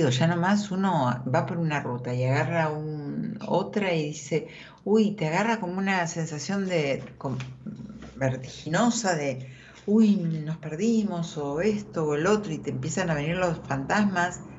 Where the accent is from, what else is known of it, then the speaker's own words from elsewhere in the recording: Salta, Argentina; De Salta, de Salta.